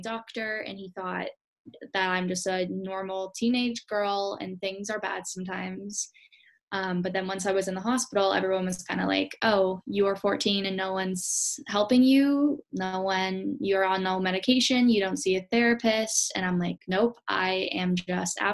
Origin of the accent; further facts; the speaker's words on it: Canada; I was born and raised in Canada, but my family's from Holland